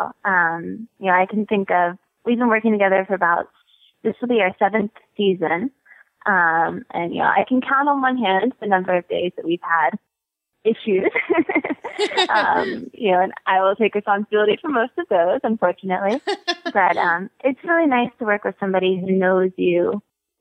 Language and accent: English; North Carolina, United States; moved away as an adult; also born or lived in California; now in Wellington, United States; Grew up in North Carolina